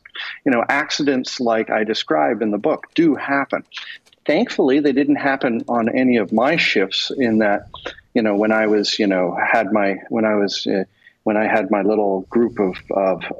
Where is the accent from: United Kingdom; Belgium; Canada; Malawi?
Canada; Toronto, Ontario; also born or lived in Houston, Texas / Atlantic Canada; I was born in Houston, Texas. My father then moved back to Canada when I was an infant. So I didn't get a choice. I had to go with him. And I grew up in Toronto